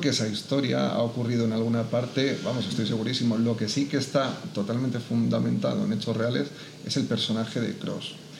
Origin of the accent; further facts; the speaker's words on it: Madrid, Community of Madrid, Spain; moved away as an adult; also born or lived in Barakaldo, Biscay / Parla / Valencia; now in Albacete, Spain; yo efectivamente nací en Baracaldo, pero me he criado en Madrid, en distintas zonas de Madrid